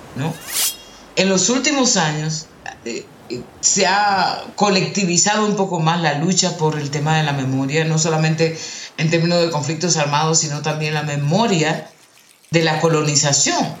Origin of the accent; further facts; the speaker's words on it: Dominican Republic; moved away as an adult; now in Colombia; nací en República Dominicana, tengo aquí en Colombia ya 15 años